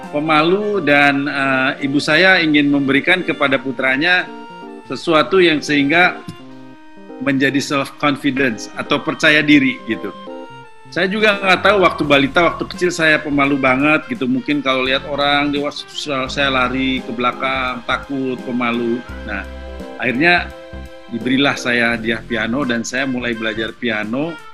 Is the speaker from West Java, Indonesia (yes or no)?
yes; Bandung, West Java, Indonesia; saya sebetulnya dari kecil yang saya kenal adalah alat musik tradisional khususnya Sunda karena saya lahir di Bandung dan lokasi kediaman keluarga kami itu persis berada di bawah eh di belakang dari sebuah kampus seni